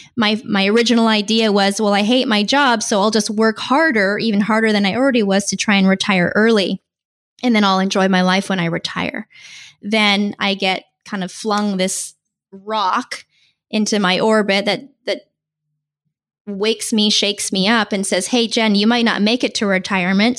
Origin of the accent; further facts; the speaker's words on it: Vancouver Island, British Columbia, Canada; moved away as an adult; now in San Diego, United States; This is where I feel completely at home, uh, even though I'm originally from Vancouver Island in Canada